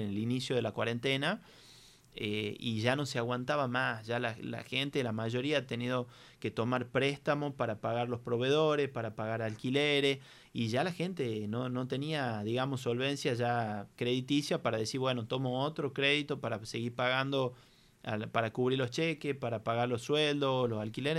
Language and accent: Spanish; Tucumán, Argentina; nosotros como tucumanos